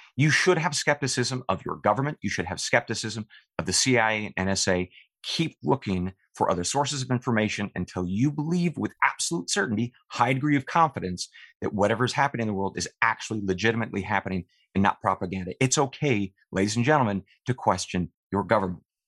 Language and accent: English; eastern Oregon, United States; I, I grew up uh, on my family's ranch in eastern Oregon